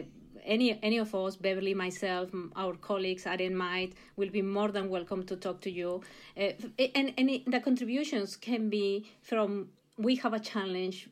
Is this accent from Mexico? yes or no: yes; Mexico; English is a second language; moved away; I, I come originally from Mexico. You'll hear the accent, I'm sure